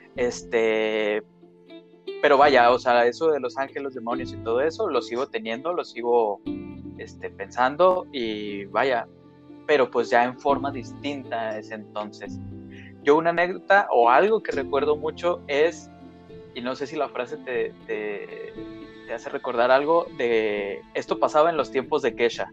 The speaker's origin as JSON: {"language": "Spanish", "town": "Torreón", "region": "Coahuila", "country": "Mexico", "said": "Jessica y yo este, somos de Torreón, Coahuila"}